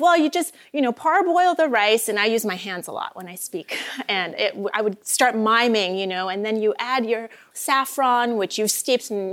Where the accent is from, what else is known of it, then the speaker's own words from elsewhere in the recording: Vancouver, British Columbia, Canada; moved away as an adult; also born or lived in Iran; now in Los Angeles, United States; I grew up in Vancouver, BC.